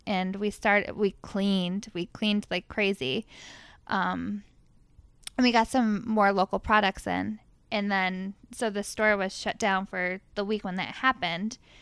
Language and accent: English; Fairport, New York, United States; also born or lived in Rochester, New York; I grew up in Fairport